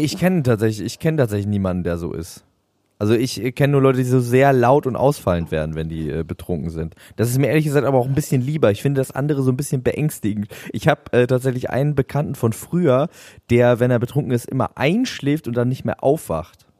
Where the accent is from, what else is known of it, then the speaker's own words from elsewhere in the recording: the North, Northern Germany, Germany; bei uns im Norden